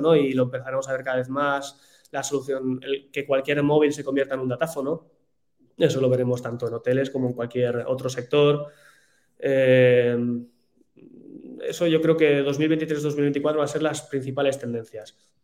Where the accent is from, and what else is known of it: Spain